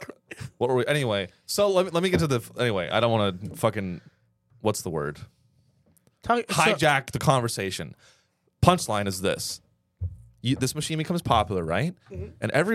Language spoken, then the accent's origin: English; Brooklyn, New York, United States; accent: Brooklyn; I'm from Brooklyn.